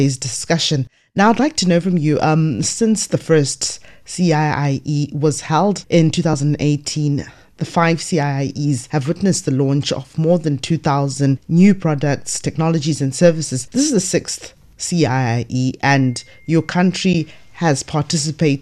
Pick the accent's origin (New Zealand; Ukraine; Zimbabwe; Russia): Zimbabwe; I'm from Zimbabwe